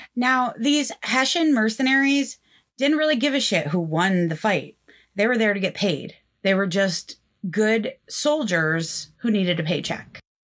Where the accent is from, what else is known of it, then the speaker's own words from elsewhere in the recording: Northeast Pennsylvania, United States; accent: Northeast Pennsylvania; my Northeast Pennsylvania accent